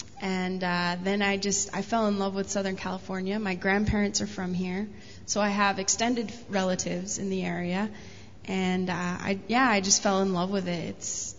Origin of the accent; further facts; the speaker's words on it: Nicaragua; I was raised in Nicaragua. I was there for 11 years.